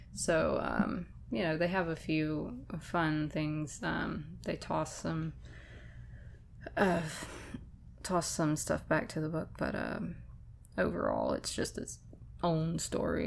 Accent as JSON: {"language": "English", "region": "Florida", "country": "United States", "also_born_or_lived": "Madison County, Georgia", "moved": "yes", "said": "I was from Florida"}